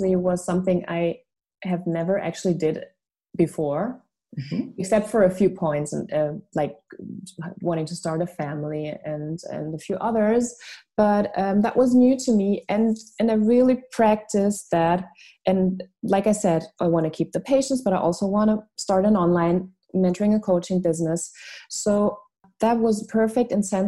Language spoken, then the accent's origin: English; Munich, Bavaria, Germany; English is a second language; also born or lived in Switzerland; I was born in Munich, Germany. My father is a Filipino and my mother is German. Mm-hmm. And I was raised in beautiful Bavaria and then went to boarding school when I was 5.5 to Switzerland.